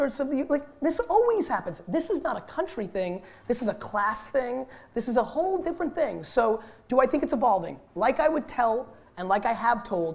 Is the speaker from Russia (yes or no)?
yes; Russia; I was born in Russia.